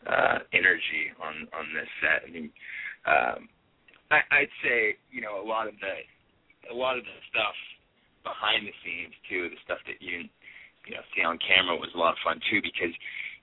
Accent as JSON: {"language": "English", "area": "near San Francisco", "region": "California", "country": "United States", "tie": "born or raised there", "said": "I grew up near San Francisco"}